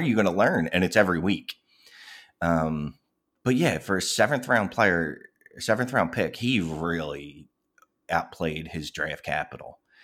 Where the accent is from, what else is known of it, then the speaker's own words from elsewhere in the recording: Philadelphia, Pennsylvania, United States; I was born in Philadelphia, um, never left.